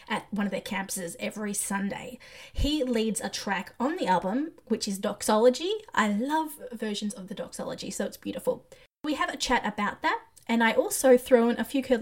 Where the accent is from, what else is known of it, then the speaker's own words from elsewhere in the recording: Australia; As an Aussie, I was all of 5 years old